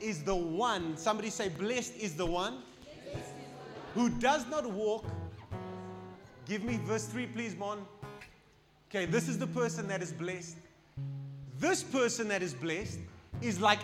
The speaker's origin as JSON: {"language": "English", "town": "Cape Town", "region": "Western Cape", "country": "South Africa", "tie": "born or raised there", "moved": "yes", "lives_now": "Pretoria, South Africa", "said": "Pretoria is so different to my hometown, Cape Town"}